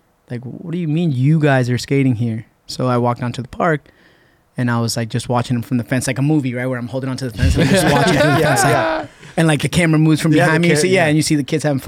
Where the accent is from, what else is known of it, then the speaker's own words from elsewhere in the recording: Lowell, Massachusetts, United States; also born or lived in Puerto Rico; I grew up skating in Lowell